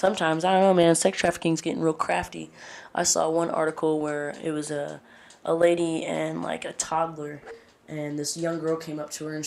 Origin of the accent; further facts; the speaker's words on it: Washington, United States; now in Texas, United States; I'm from Washington, the West Coast